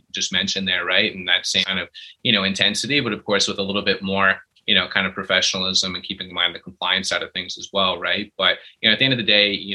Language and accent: English; Calgary, Alberta, Canada; I was born and raised here in Calgary